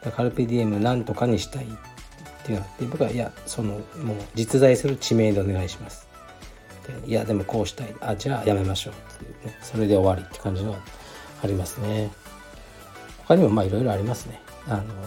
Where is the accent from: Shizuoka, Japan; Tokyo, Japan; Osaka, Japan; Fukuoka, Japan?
Fukuoka, Japan; 僕もそうですけどね